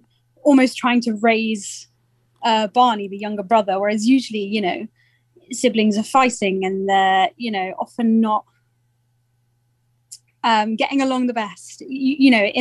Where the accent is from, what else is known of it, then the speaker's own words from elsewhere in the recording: Surrey, South East England, United Kingdom; I'm from Surrey, so it's just a bit further south than London